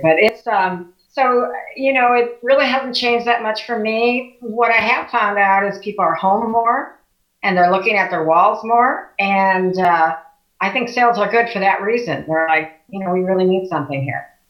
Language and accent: English; Chicago, Illinois, United States; also born or lived in Oak Lawn, Illinois / Beverly Shores, Indiana; now in Valparaiso, United States; I grew up in Chicago. Uh, then we moved in uh, to Oak Lawn